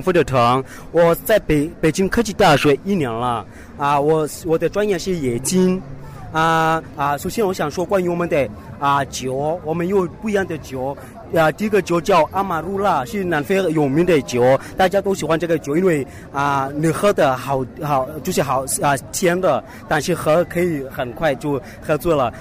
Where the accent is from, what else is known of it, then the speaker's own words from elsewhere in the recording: Egypt; Chinese is a second language; moved away; 就是我们生活都靠尼罗河。如果你来埃及的话，埃及人都是很热情